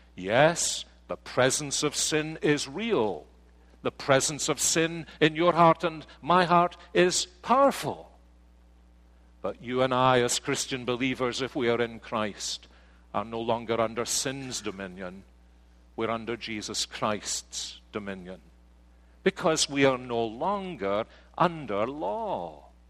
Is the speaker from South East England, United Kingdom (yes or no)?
no; Scotland, United Kingdom; now in United States; But I am a Scotsman